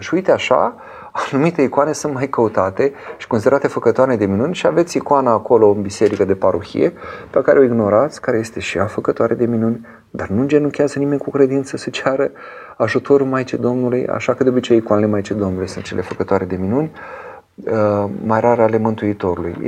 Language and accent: Romanian; Romania; eu sunt român și prin aceasta sunt european